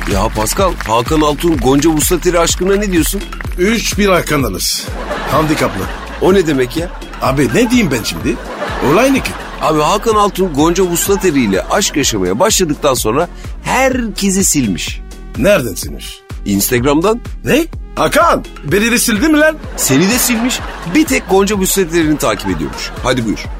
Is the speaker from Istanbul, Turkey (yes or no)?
yes; Istanbul, Turkey; Ben çocukken İstanbul'da çok kar yağardı.